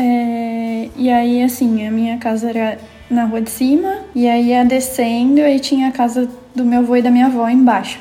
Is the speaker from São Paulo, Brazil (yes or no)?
yes; São Paulo, Brazil; São Paulo. Uhum. Minha família, desde, acho que faz um tempinho, que é do Jaraguá